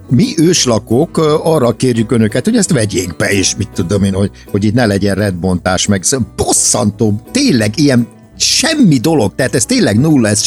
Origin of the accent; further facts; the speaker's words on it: Hungary; én nagyon szégyelem magam, hogy magyar vagyok. Tehát, hogy ide születtem